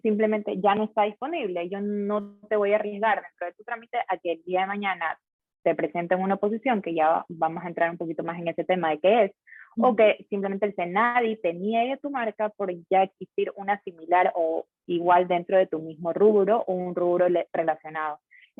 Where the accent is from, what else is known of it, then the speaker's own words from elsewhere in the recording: Guayaquil, Guayas, Ecuador; yo soy de Guayaquil, entonces estaba acá en la regional de Guayaquil